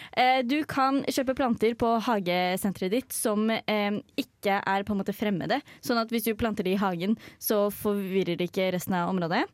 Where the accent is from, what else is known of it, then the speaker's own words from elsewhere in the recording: Hedmark, Innlandet, Norway; Jeg er fra Hedmark